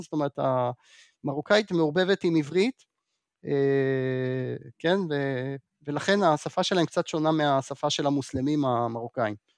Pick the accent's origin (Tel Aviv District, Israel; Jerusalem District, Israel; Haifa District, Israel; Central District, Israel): Jerusalem District, Israel; Jerusalem; אני אגב ירושלמי במקור